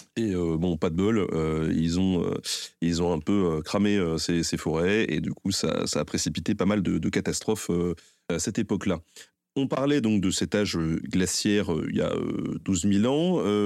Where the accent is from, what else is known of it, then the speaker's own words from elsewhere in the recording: Tours, Centre-Val de Loire, France; je suis de Tours